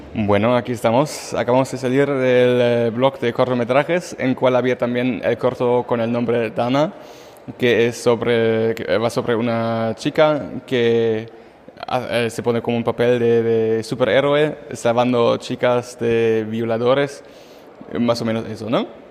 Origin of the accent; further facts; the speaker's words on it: Germany; Spanish is a second language; moved away; yo como alemán